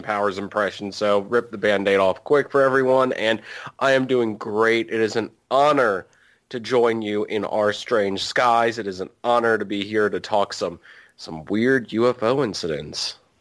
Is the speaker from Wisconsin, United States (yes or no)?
no; Virginia, United States; I am from, I am from Virginia. We're really close to West Virginia